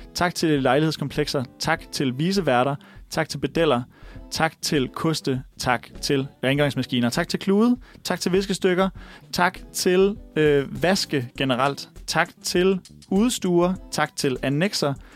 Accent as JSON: {"language": "Danish", "town": "Viborg", "region": "Central Denmark Region", "country": "Denmark", "tie": "born or raised there", "said": "min hjemby Viborg"}